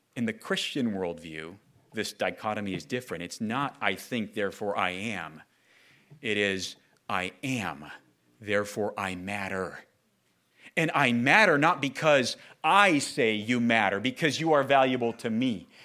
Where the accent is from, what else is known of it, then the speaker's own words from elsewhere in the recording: Southern California, United States; Growing up in Southern California, uh, amongst my peers, going to elementary, junior high, high school, college, or work